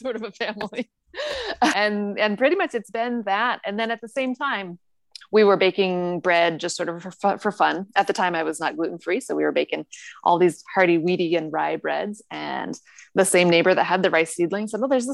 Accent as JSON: {"language": "English", "region": "Northern California", "country": "United States", "tie": "born or raised there", "moved": "as an adult", "lives_now": "Japan", "said": "where I grew up in Northern California"}